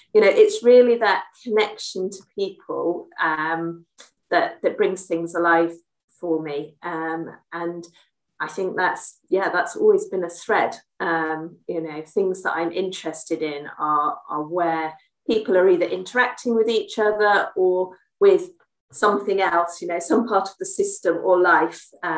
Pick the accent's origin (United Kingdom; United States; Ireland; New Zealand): United Kingdom; Salisbury, South West England; now in London, United Kingdom; I'm based in England, and that's where I grew up. I was born in Salisbury, somewhere much more small than where I am now in London